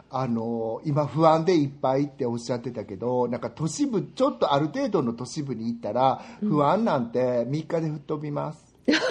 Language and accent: Japanese; Japan; moved away; 私自分がね、湿気の多い国に育ったんだなって思うのは